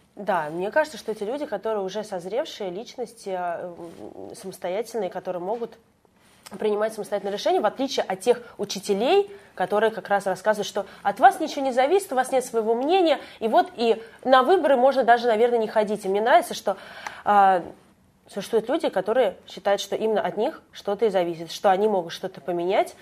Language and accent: Russian; Moscow Oblast, Russia; я знала другие школы э, в нашем городе, я и сама из Подмосковья